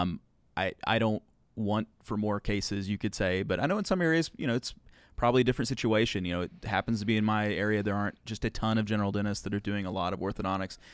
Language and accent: English; Arkansas, United States; I grew up in Arkansas